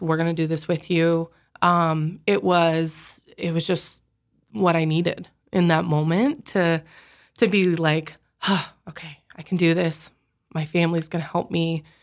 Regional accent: Sioux Falls, South Dakota, United States; I grew up in Sioux Falls.

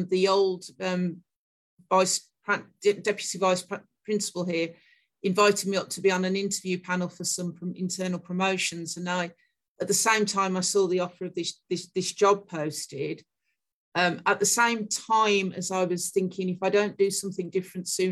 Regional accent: Smethwick, West Midlands, United Kingdom; moved away; also born or lived in Wolverhampton; I was born in Smethwick, which is in a suburb of Birmingham, council estate. My dad worked in a foundry and my mom was a cleaner.

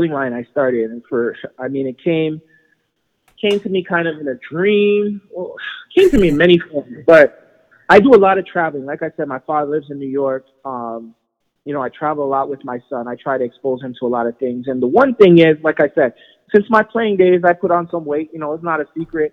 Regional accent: Toronto, Ontario, Canada; I grew up in Jane and Trithery, right? So just south of Lawrence, for those that don't know, on Jane

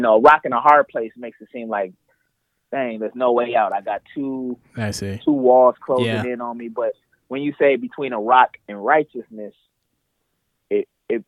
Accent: Ann Arbor, Michigan, United States; also born or lived in Atlanta, Georgia; where I'm from Ann Arbor

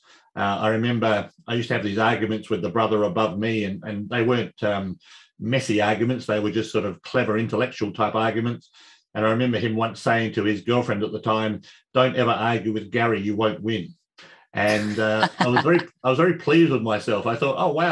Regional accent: Adelaide, South Australia, Australia; I was born and raised here in Adelaide

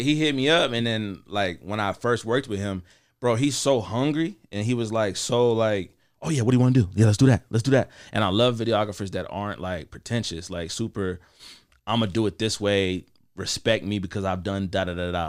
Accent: Columbia, Missouri, United States; also born or lived in Kansas City, Missouri; I was born in Kansas City, Missouri, Jackson County, and then I was, uh, raised in Columbia, Missouri.

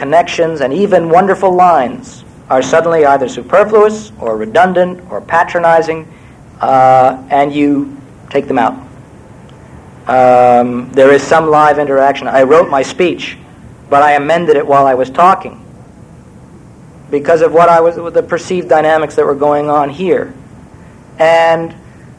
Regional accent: New York, United States; also born or lived in Iowa; I was born in New York in 1945 and raised in Manhattan

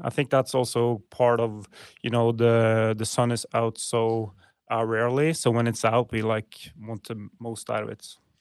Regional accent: middle of Norway, central Norway, Norway; I grew up in Norway, Norwegian native. Uh, grew up in a small town, uh, in middle of Norway.

